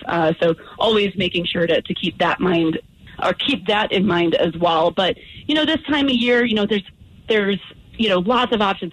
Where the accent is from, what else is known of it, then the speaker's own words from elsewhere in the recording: Midwest, United States; now in Colorado, United States; I'm from the Midwest